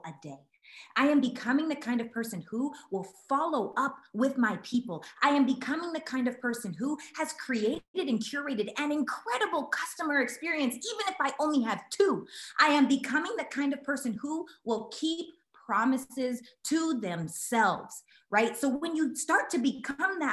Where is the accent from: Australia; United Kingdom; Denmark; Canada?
Canada; I'm Canadian